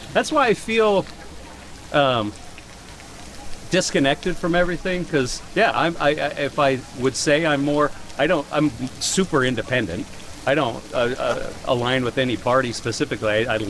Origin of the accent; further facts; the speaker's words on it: Utah, United States; We're from Utah, and so it's going to go Republican no matter what.